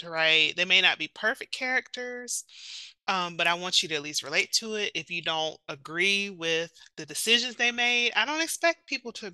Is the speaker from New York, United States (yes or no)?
no; South Carolina, United States; a country girl from, you know, South Carolina